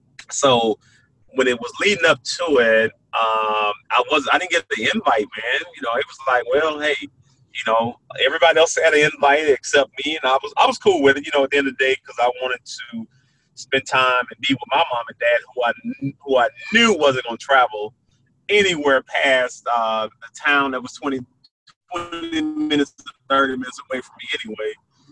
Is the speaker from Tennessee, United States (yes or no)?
yes; Brownsville, Tennessee, United States; when you're a young kid growing up in Brownsville, Tennessee